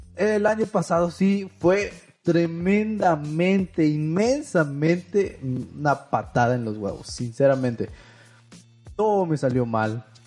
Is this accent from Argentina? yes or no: no; Mexico; Yo soy de México